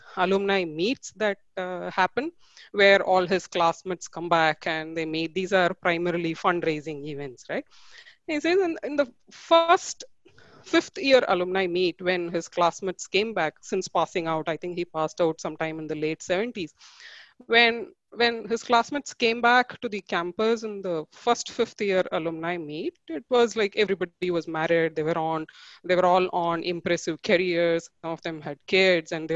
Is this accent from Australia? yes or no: no; Tiruchirappalli, Tamil Nadu, India; I hail from Tiruchi in Tamil Nadu